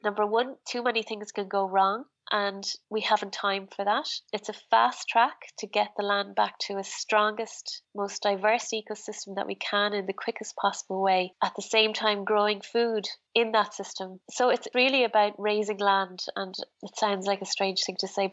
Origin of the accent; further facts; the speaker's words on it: Ireland; Being very Irish